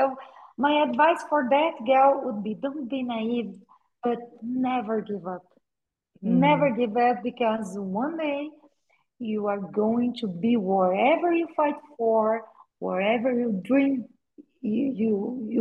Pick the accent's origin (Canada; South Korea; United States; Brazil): Brazil; I was born in Brazil, raised in Brazil. I'm a Brazilian woman from a small town in Brazil